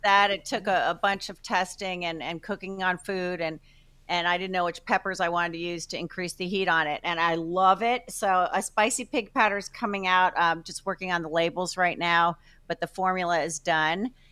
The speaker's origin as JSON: {"language": "English", "region": "New Jersey", "country": "United States", "also_born_or_lived": "Chicago", "moved": "yes", "lives_now": "Tampa, United States", "said": "I'm from Jersey"}